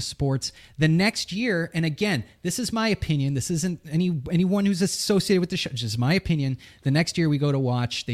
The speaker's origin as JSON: {"language": "English", "region": "New England", "country": "United States", "said": "I'm from New England."}